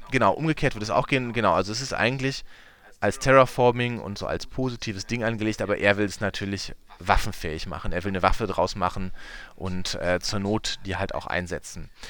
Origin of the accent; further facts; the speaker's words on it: Münsterland, North Rhine-Westphalia, Germany; bei uns im Münsterland